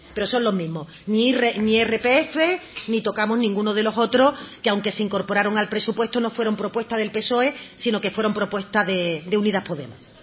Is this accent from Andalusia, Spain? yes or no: yes; Andalusia, Spain